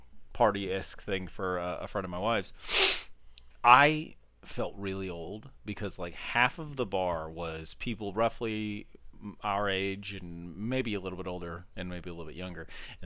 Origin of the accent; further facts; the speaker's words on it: United States; in the time period we grew up in America, there wasn't a good, like, what's the word, like, avenue to find these things.